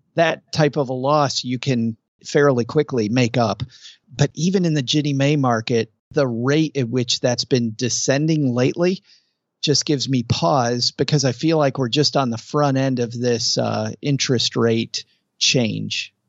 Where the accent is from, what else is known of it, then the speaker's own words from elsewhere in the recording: West Michigan, United States; I grew up in West Michigan